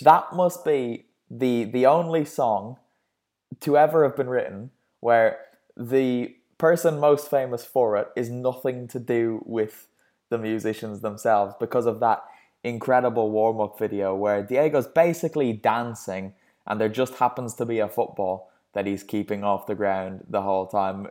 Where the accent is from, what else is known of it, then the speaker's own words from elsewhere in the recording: Ireland; me being Irish